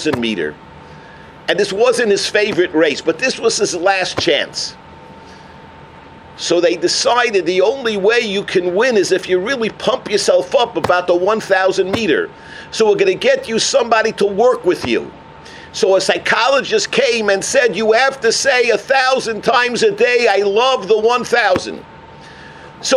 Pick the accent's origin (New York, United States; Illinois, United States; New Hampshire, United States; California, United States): New York, United States; moved away; I come from New York where the cashier doesn't even talk to you